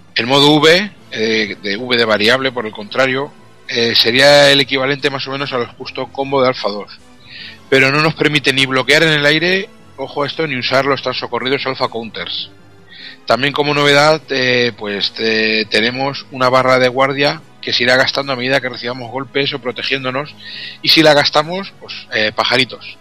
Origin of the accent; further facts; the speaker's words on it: Albacete, Castilla-La Mancha, Spain; hablo japonés de la mancha y esto es lo que tiene. japonés de Albacete, lo que viene siendo japonés de Albacete